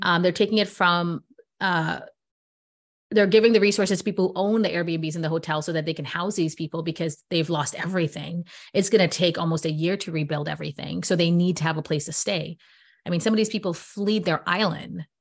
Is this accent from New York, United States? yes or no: yes; New York, United States; I'm from New York